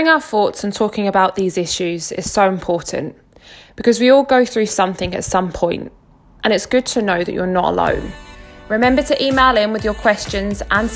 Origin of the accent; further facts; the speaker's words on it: Harwich, East of England, United Kingdom; moved away as an adult; also born or lived in Scotland; now in Elgin, United Kingdom; I grew up in Essex, a small seaside town called Harwich, and I lived there till I was 17